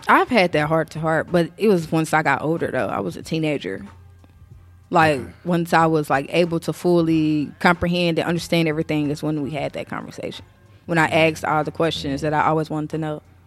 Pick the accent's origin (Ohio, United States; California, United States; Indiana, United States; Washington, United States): Indiana, United States; Indianapolis; I'm born and raised in Naptown